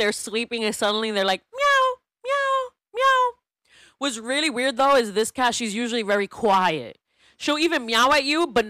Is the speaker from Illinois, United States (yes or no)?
no; New York City, New York, United States; So I grew up in New York City.